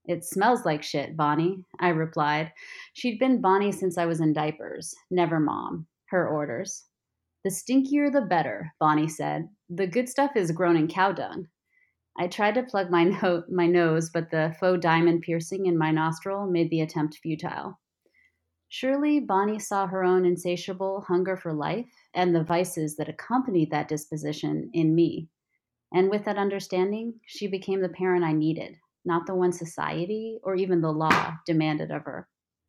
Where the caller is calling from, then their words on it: Barcelona, Catalonia, Spain; I am calling in from Barcelona, Spain, where I'm living with my husband and five-year-old son.